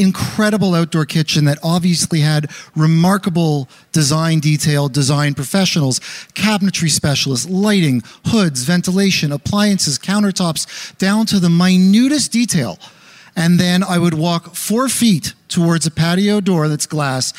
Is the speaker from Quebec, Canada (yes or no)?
yes; Montreal, Quebec, Canada; Growing up in Montreal